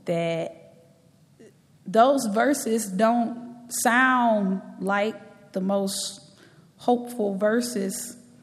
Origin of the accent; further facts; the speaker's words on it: Galveston, Texas, United States; as a young girl growing up in Galveston, Texas